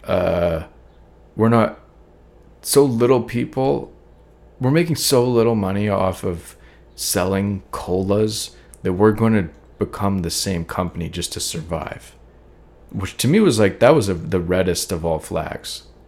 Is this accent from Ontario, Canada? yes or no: no; Calgary, Alberta, Canada; moved away as an adult; now in Toronto, Canada; I moved up to this city that was way bigger than Calgary, where I grew up